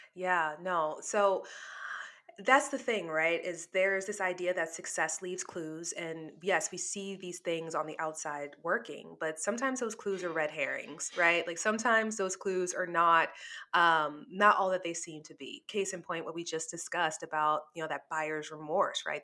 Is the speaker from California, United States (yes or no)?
no; New Orleans, Louisiana, United States; moved away; I'm from New Orleans, so, you know, casinos are, like, part of our life down there